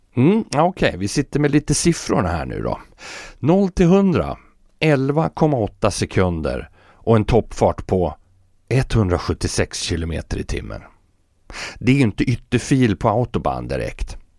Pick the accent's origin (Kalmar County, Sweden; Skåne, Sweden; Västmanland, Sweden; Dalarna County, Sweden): Västmanland, Sweden; Fagersta; hemma i Fagersta